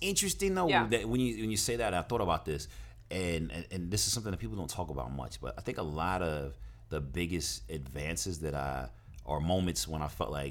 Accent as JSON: {"language": "English", "region": "New Jersey", "country": "United States", "tie": "born there", "also_born_or_lived": "Brooklyn / Atlanta", "said": "I was born in New Jersey, and then we moved to Brooklyn, and I moved to Atlanta, and then back to Brooklyn."}